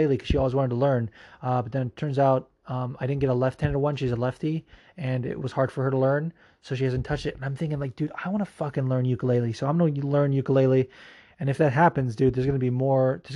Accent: Las Vegas, Nevada, United States; also born or lived in Fullerton, California / Anaheim, California; I was born in Fullerton in Anaheim, but then I moved to Vegas when I was 4, and that's where I did all of my schooling until senior year. So I fucking grew up in Vegas. Like, that's my hometown, really.

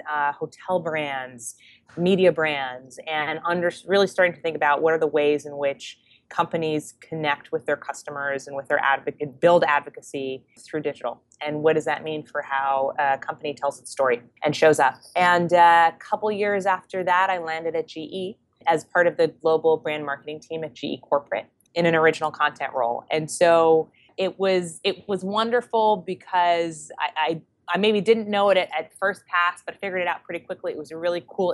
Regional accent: Canada; moved away as an adult; now in New York, United States; I'm Canadian, proud Canadian, so I moved to New York after graduating

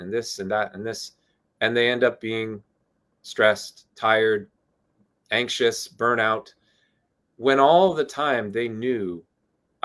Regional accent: Southern New Jersey, United States; I grew up in Southern Jersey

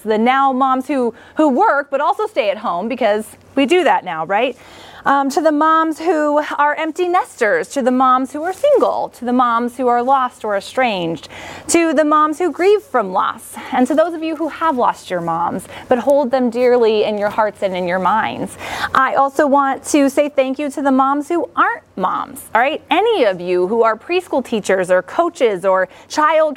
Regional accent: Kansas, United States; I grew up in Kansas, and I have three sisters

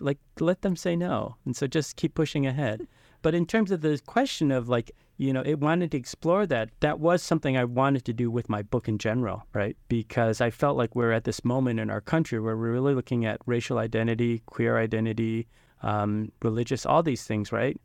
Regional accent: Detroit, Michigan, United States; the Chinatown in Detroit, the new Chinatown that I grew up in, the one that was on Cass and Peterborough

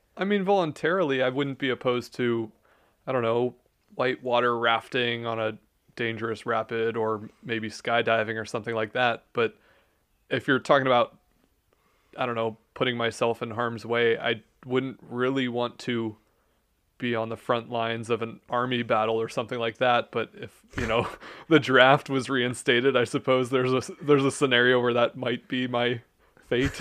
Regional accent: Youngstown, Ohio, United States; I grew up in Youngstown, Ohio

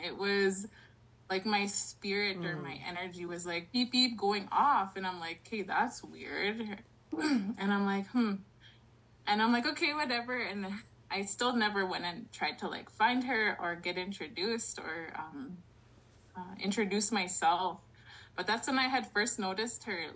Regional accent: Long Plain First Nation, Manitoba, Canada; I'm from the Long Plain First Nation out of Manitoba, as well as the Niganit Cree Nation here in Southwest Saskatchewan.

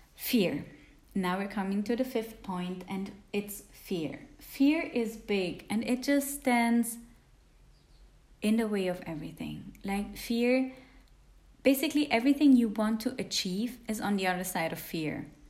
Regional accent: Switzerland; English is a second language; also born or lived in India; I'm from Switzerland because Swiss usually have a bit weird accents when they speak English.

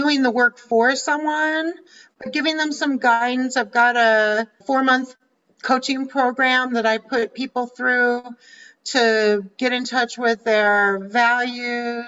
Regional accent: Littleton, Colorado, United States; moved away as an adult; also born or lived in Washington, D.C. / Arizona; I grew up in Littleton, Colorado

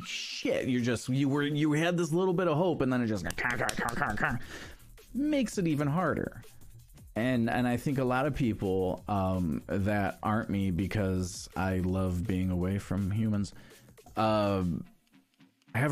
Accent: Michigan, United States; moved away; I grew up in Michigan

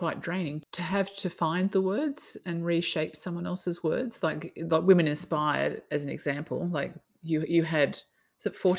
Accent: Sydney, New South Wales, Australia; now in Noosa, Australia; But yeah, I'm the same. I came from Sydney and I just so appreciate this space

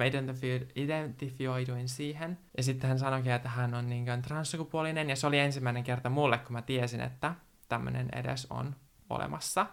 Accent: Naantali, Southwest Finland, Finland; moved away as an adult; now in Manchester, United Kingdom; olen Naantalista kotoisin, syntynyt siellä

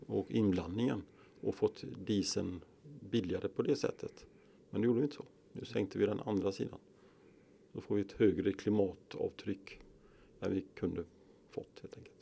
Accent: Kungälv, Västra Götaland, Sweden; moved away as an adult; now in Skaraborg, Sweden; Jag är uppväxt i Bohus, Nödinge, Kungälv, västkusten alltså

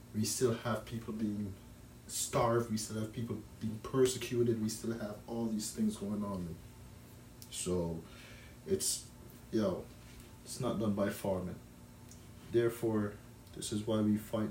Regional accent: Jamaica; now in Canada; as a child growing up in Jamaica I never heard about broccoli until I came to Canada

